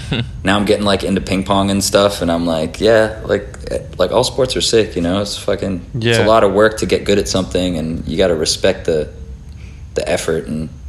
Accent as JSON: {"language": "English", "country": "Chile", "tie": "born or raised there", "also_born_or_lived": "Australia / Canada", "said": "I'm an Australian born Chilean, so two Chilean parents had me in Australia. I moved to Canada at 7, and then I moved to Chile at 10."}